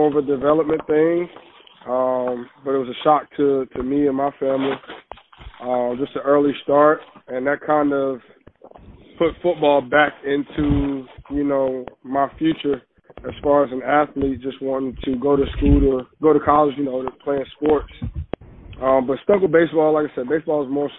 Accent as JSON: {"language": "English", "town": "Richmond", "region": "Virginia", "country": "United States", "also_born_or_lived": "Midlothian, Virginia", "said": "my school's in Midlothian, but I'm from Richmond, Virginia"}